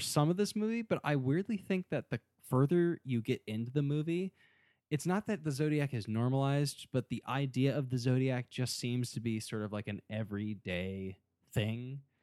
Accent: United States; growing up in America, I guess during the nineties

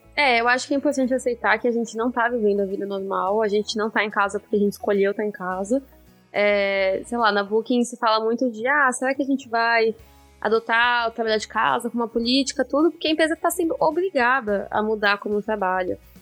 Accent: Brazil; now in Netherlands; como um bom brasileiro

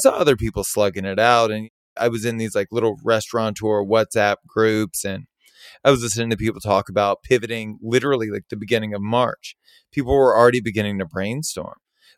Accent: Baton Rouge, Louisiana, United States; But I felt like the hospitality industry and the concepts that I grew up with in Baton Rouge were desperately needed in Los Angeles at the time.

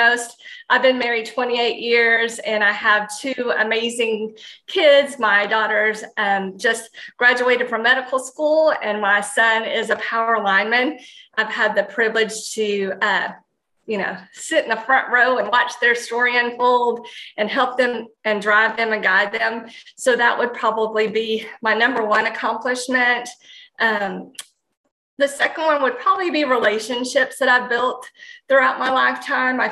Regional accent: Winnsboro, Texas, United States; I grew up in the Piney Woods of East Texas in Winnsboro

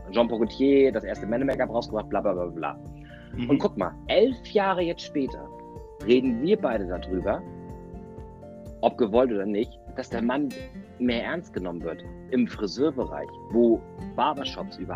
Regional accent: Germany; Alter, ich bin Deutscher, ich halte mein, mein Gesicht aus dem Fenster und bin glatt rasiert.

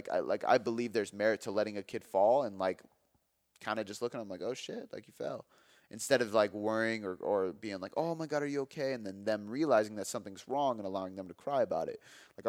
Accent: Ireland; Not only does my name literally mean helper in Gaelic, and I'm Irish, but that's what I do for a living, man.

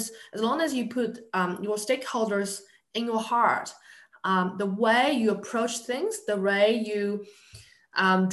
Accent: New Zealand; I'm from New Zealand.

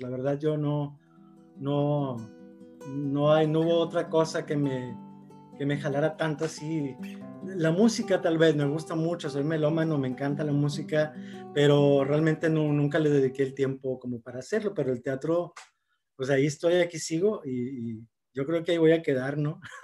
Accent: Monterrey, Nuevo León, Mexico; Soy originario de aquí de Monterrey, Nuevo León, nacido aquí, ahora sí que regio de hueso colorado

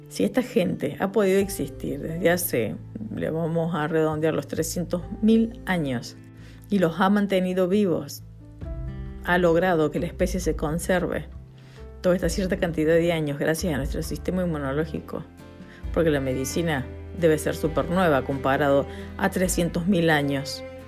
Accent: Argentina; now in Spain; Argentina, que es mi país natal

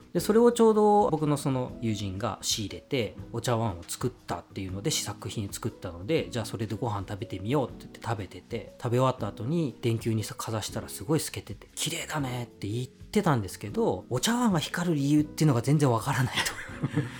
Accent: Saga, Japan; now in Tokyo, Japan; 僕は佐賀出身なんで

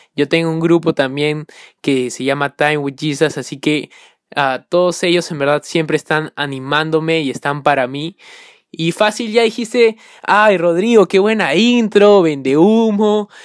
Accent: Peru; soy peruano

